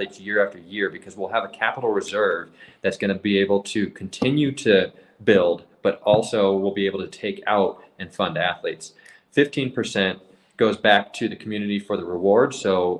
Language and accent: English; Parker, Colorado, United States; I grew up in Parker, Colorado